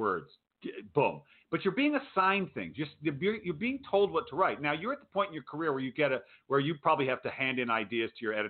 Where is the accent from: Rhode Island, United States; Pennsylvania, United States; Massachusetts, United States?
Rhode Island, United States; moved away; I grew up in Rhode Island